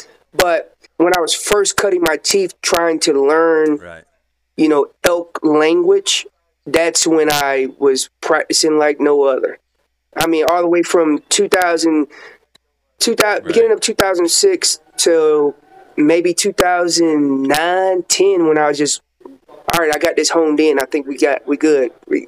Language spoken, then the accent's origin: English; North Carolina, United States; moved away as an adult; now in Colorado, United States; where I was from North Carolina and then coming into Colorado